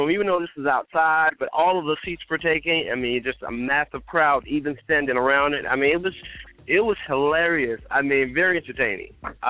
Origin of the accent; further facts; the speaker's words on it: Tampa, Florida, United States; also born or lived in Chicago; I'm from Tampa, well, by way of Chicago.